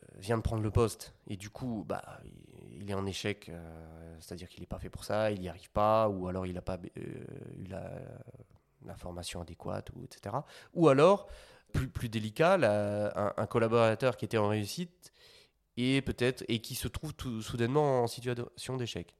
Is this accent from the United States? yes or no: no; Belgium; moved away as an adult; now in Paris, France; je viens de Belgique à la base. J'avais fait mes études là-bas